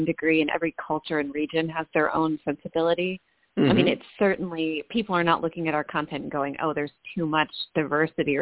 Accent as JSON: {"language": "English", "region": "Minnesota", "country": "United States", "tie": "born or raised there", "also_born_or_lived": "New York", "said": "I grew up in Minnesota"}